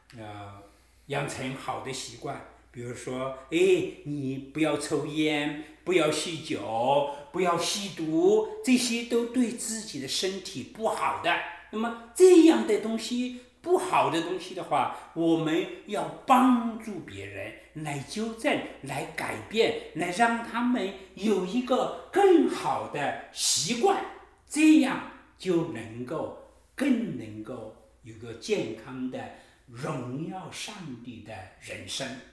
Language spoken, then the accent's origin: Chinese; China; 我们中国人讲男女平等，大概几十年的时间